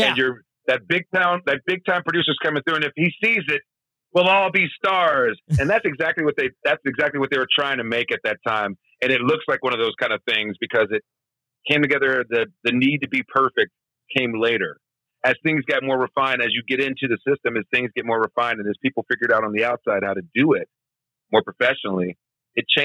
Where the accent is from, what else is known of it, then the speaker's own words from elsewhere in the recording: Memphis, Tennessee, United States; I agree. I mean, growing up in Memphis, I was doing comedy.